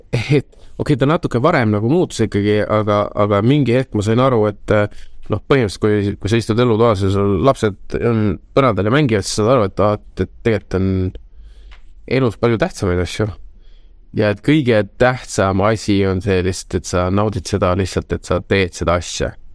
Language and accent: Estonian; Tallinn, Harju County, Estonia; lapsepõlv oli Lasnamäel